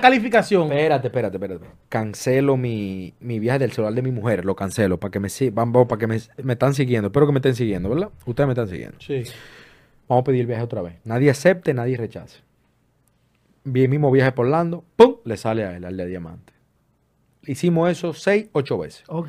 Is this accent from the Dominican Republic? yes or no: yes; Dominican Republic; also born or lived in Florida; now in United States; República Dominicana, mi país natal